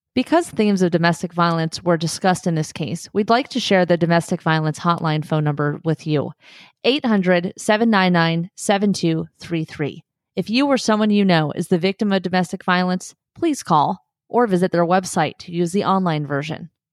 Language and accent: English; Southern California, United States; moved away as an adult; also born or lived in North Central Montana / Palm Springs; I grew up in Southern California